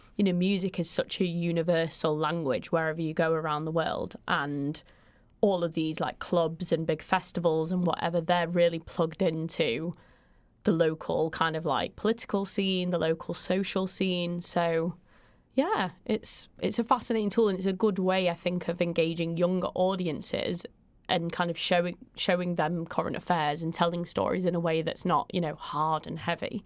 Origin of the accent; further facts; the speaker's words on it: Manchester, North West England, United Kingdom; I grew up in South Manchester